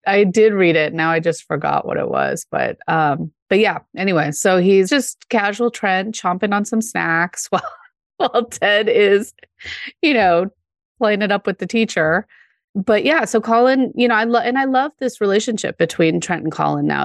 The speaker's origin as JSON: {"language": "English", "town": "Denver", "region": "Colorado", "country": "United States", "tie": "born or raised there", "said": "I grew up in Denver"}